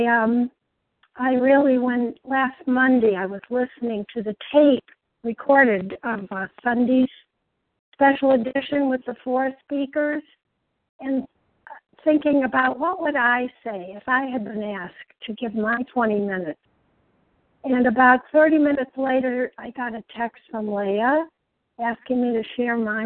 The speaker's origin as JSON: {"language": "English", "area": "a town north of Chicago on Lake Michigan", "region": "Illinois", "country": "United States", "tie": "born or raised there", "said": "I was born in the Midwest in a beautiful town north of Chicago, right on the shores of Lake Michigan, an only child"}